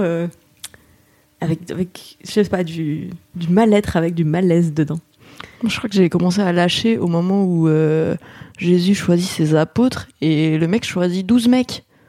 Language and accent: French; Grenoble, Auvergne-Rhône-Alpes, France; also born or lived in Paris; je suis née à Paris. Mais euh, après, mes parents ont, déménagé assez rapidement à Grenoble et donc j'ai passé euh, de mes 3 ans à mes 18 ans euh, à Grenoble